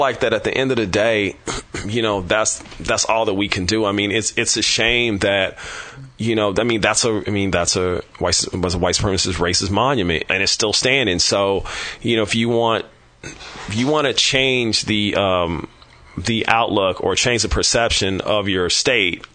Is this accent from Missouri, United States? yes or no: yes; Kansas City, Missouri, United States; now in San Francisco, United States; growing up in Kansas City, Missouri